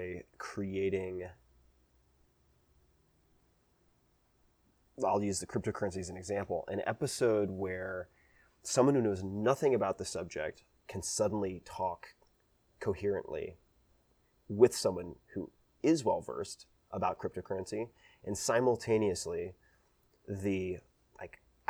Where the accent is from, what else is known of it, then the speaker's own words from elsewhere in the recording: Long Island, New York, United States; I'm from Long Island.